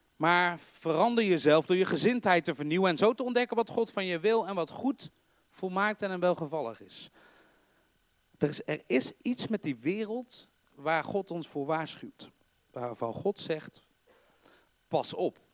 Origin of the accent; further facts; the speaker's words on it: North Brabant, Netherlands; accent: Brabants; Ik heb voor de mensen die niet uit Brabant komen of niet geboren zijn, ik, ik wel, je hoort